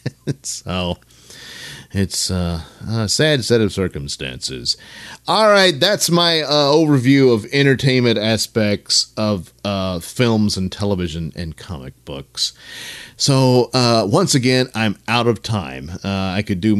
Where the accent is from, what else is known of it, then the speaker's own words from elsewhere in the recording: the South, United States; I'm a Southerner